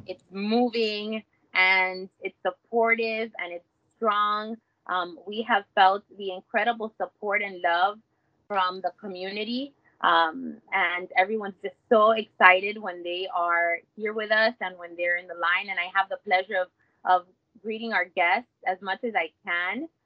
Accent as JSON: {"language": "English", "town": "Miami", "region": "Florida", "country": "United States", "tie": "born or raised there", "also_born_or_lived": "Hialeah, Florida", "said": "I was born in Hialeah and have been raised in in Miami my whole life"}